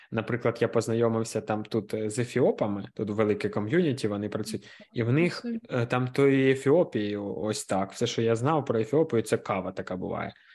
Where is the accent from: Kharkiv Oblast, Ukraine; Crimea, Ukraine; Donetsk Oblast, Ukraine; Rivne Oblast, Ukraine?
Kharkiv Oblast, Ukraine; Kharkiv; Я з Харкова взагалі.